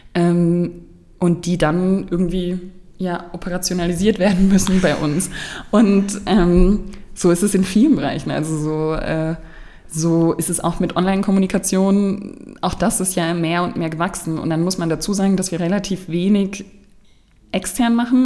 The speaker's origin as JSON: {"language": "German", "town": "Markelsheim", "region": "Baden-Württemberg", "country": "Germany", "tie": "born or raised there", "also_born_or_lived": "Stuttgart"}